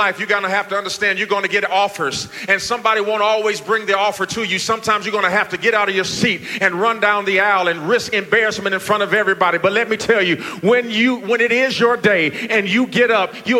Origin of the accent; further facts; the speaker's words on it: Gary, Indiana, United States; moved away; I'm from Gary, Indiana. My mother worked at fast food restaurants all of our life